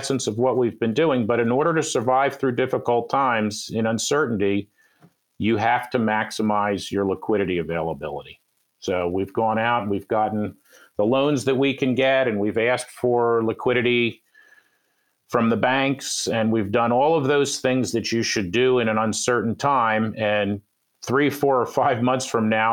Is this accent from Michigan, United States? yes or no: no; Philadelphia, Pennsylvania, United States; I am from Philadelphia